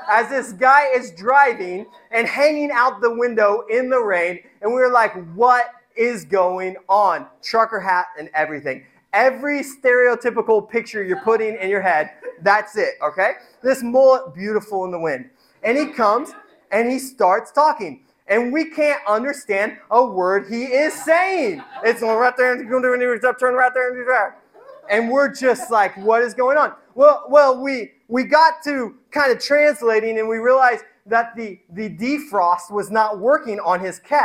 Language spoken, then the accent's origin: English; Indiana, United States; I grew up in Indiana